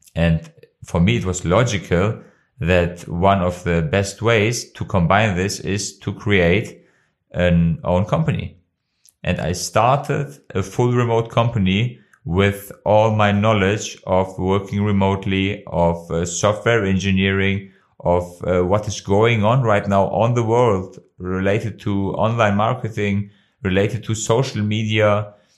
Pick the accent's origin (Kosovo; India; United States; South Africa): Kosovo; English is a second language; now in Germany; my home country, of Kosovo